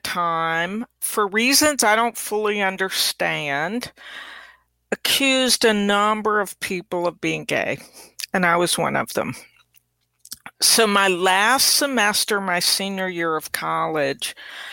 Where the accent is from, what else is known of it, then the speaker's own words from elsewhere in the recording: Mississippi, United States; also born or lived in Europe; growing up in Mississippi, we moved to Mississippi from Europe when my dad died when I was six